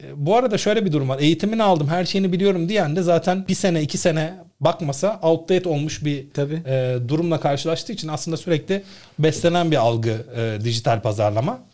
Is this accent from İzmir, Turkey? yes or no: no; Istanbul, Turkey; Doğma büyüme İstanbulluyum.